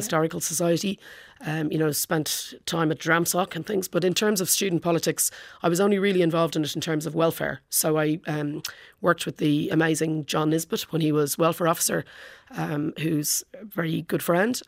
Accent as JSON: {"language": "English", "town": "Portmarnock", "country": "Ireland", "tie": "born or raised there", "moved": "yes", "lives_now": "London, United Kingdom", "said": "all through growing up in Port Moynick"}